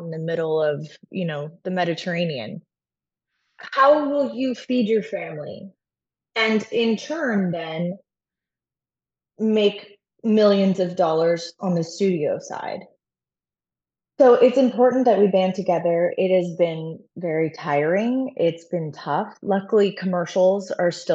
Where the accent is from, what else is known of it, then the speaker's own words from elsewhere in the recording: Arlington, Virginia, United States; moved away; Sandra Bullock and I are from the same hometown. We're both from Arlington, Virginia